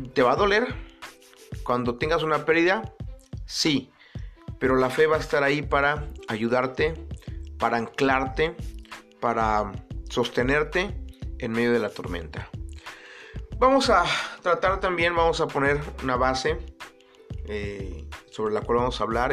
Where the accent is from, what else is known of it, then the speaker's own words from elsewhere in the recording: Acapulco, Guerrero, Mexico; nací en Acapulco Guerrero, en una familia yo creo que normalmente disfuncional. Y digo normalmente disfuncional porque no hay familia perfecta. No hay familia normal, entre comillas. Actualmente menos. Pero era buena, era buena esa familia normalmente disfuncional. Eh, ahí crecí